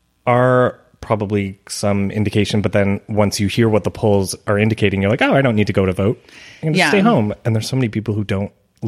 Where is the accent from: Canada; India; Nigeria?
Canada; I'm Canadian.